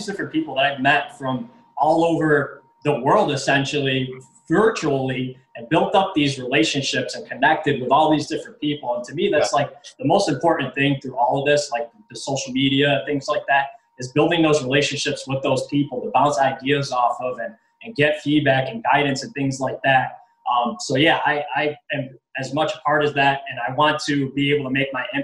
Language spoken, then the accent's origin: English; New York City, New York, United States; now in Rochester, United States; I actually grew up or was born and raised in the South Bronx in New York City